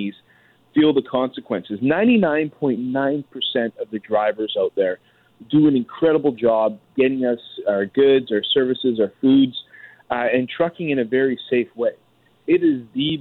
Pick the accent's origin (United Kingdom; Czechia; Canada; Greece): Canada; British Columbia; I grew up in British Columbia